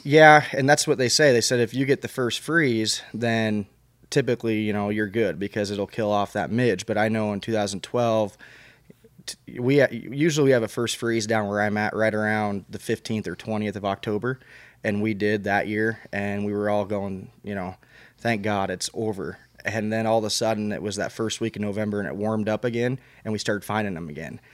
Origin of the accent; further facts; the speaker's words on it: Albia, Iowa, United States; I grew up hunting in South Central Iowa down by Albia